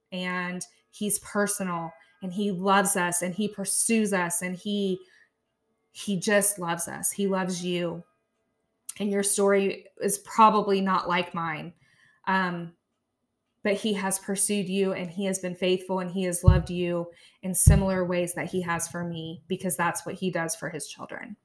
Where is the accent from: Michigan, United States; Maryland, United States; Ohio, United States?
Ohio, United States; Chillicothe; also born or lived in India; came to Chillicothe, Ohio. So I have been here since I was about fourteen and a half months old. Um, raised in a wonderful family